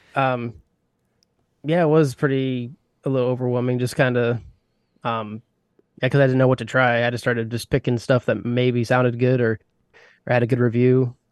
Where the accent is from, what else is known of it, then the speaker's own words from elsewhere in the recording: Indiana, United States; I grew up in a small town of Indiana